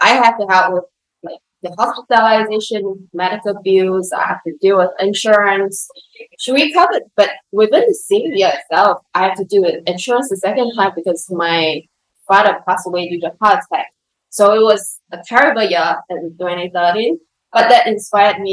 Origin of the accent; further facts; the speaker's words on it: Singapore; moved away as an adult; also born or lived in London; I grew up in Singapore, like middle class family